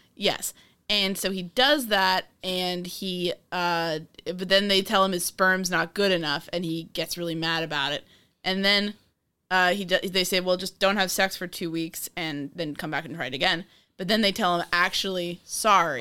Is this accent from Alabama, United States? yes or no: no; New York, United States; I'm from New York